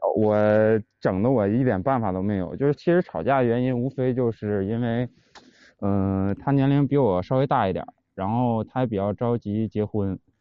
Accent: Northeast China, China; 我也是东北的

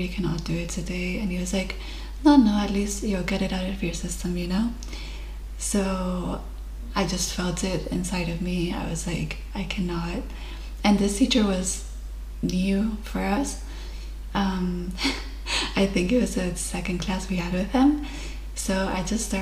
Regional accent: Mallorca, Balearic Islands, Spain; English is a second language; moved away as an adult; I am originally from Spain, Mallorca, and I'm currently living abroad.

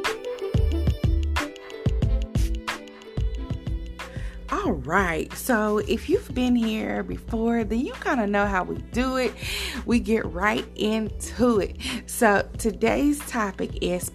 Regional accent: Decatur, Illinois, United States; moved away; I went to Decatur, Illinois, which is my hometown

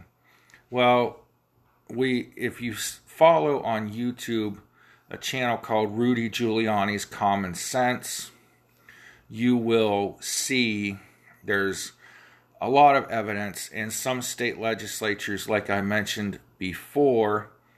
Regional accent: Ohio, United States; that's my home state.

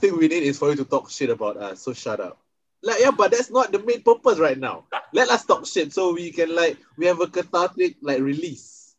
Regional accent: Singapore; I'm from Singapore.

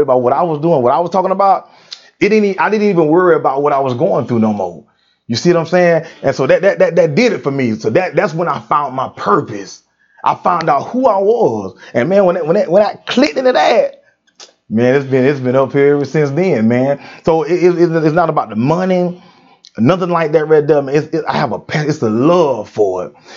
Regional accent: United States; I'm born and raised in Brooks County

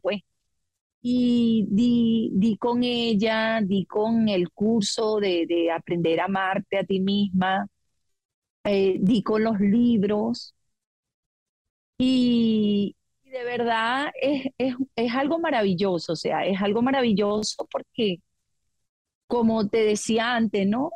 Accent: Venezuela; moved away as an adult; now in Australia; yo soy venezolana, aunque mis padres son portugueses

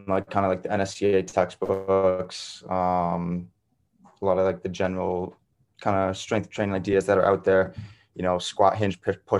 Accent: Foxborough, Massachusetts, United States; also born or lived in New Hampshire; I'm from Foxborough, Mass, but like 8 minutes away from Gillette Stadium

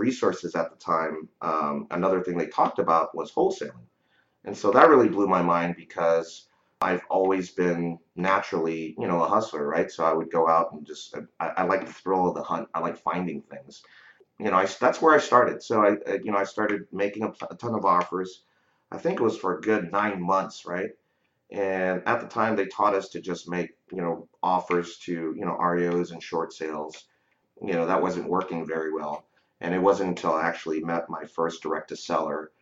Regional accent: San Francisco Bay Area, California, United States; I grew up here in the San Francisco Bay Area

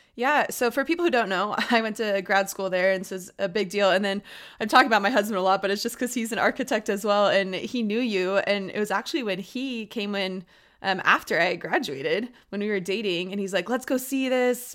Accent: Austin, Texas, United States; and I grew up in Austin

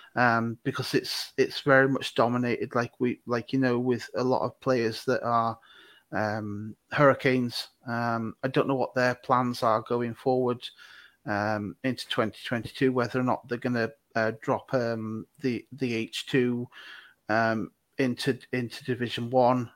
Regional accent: Manchester, North West England, United Kingdom; now in Swansea, United Kingdom; I'm not from Cardiff. I'm actually from Manchester, but I live in Swansea. Um, I've done for a very long time

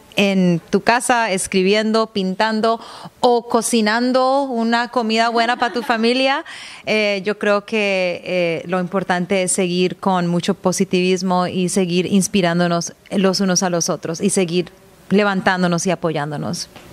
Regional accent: Cali, Valle del Cauca, Colombia; moved away as an adult; also born or lived in Toronto, Canada / Seville, Spain; now in Vancouver, Canada; Yo nací en Toronto, pero mi padre era colombiano y por esta razón crecí en Cali, Colombia

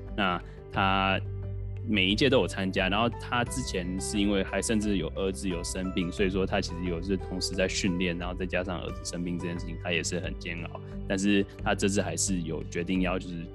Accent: Taiwan; 我们是台湾人

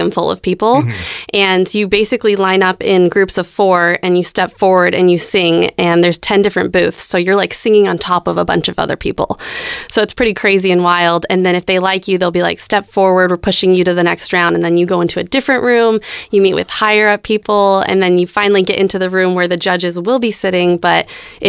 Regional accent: Colorado, United States; moved away as an adult; now in Nashville, United States; I'm originally from Colorado

